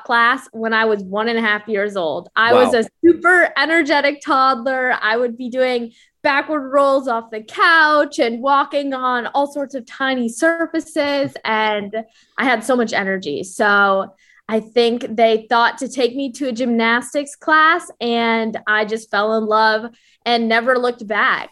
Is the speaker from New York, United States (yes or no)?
no; Ann Arbor, Michigan, United States; moved away as an adult; now in Florida, United States; I'm originally from Ann Arbor, Michigan